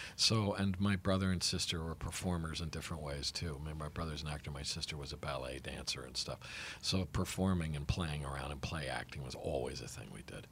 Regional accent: New Haven, Connecticut, United States; I was born and raised in New Haven, Connecticut.

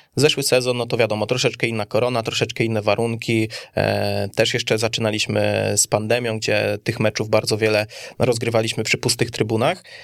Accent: Kielce, Świętokrzyskie Voivodeship, Poland; jestem Kielczaninem

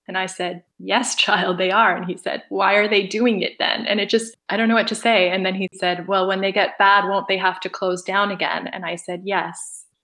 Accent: Toronto, Ontario, Canada; I'm an artist from Toronto

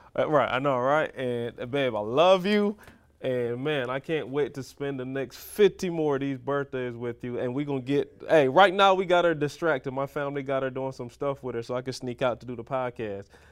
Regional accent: Barbados; growing up in Barbados

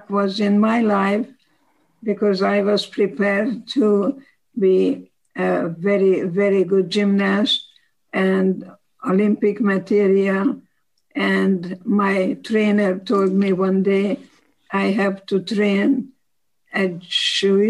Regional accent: Košice, Košice Region, Slovakia; English is a second language; moved away as an adult; now in United States; I was born in 1927 in Košice, Czechoslovakia

